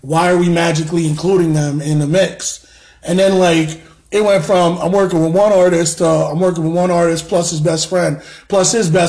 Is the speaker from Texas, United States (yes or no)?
no; New York, United States; moved away as an adult; now in Connecticut, United States; born and raised in New York